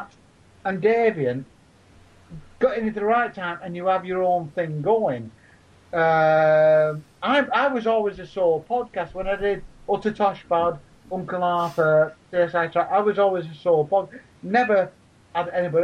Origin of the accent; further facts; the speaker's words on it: Leigh, North West England, United Kingdom; I've got a shit language of voice because I come from Lee. You must be able to tell the difference in yours and mine. I'm a Wiganer